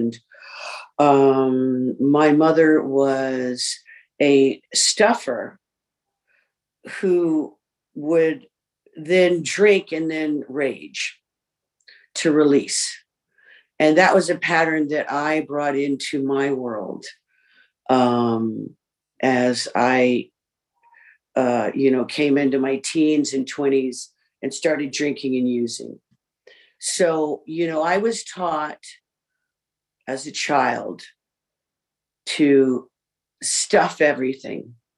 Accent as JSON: {"language": "English", "region": "New York", "country": "United States", "tie": "born there", "said": "I was born in New York, both parents, alcoholics, of four siblings."}